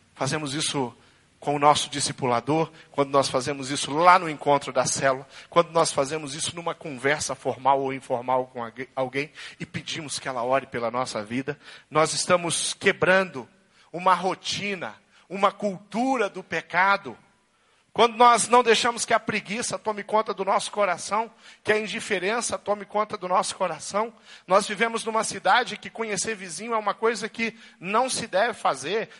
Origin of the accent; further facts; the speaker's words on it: Brazil; nós que somos brasileiros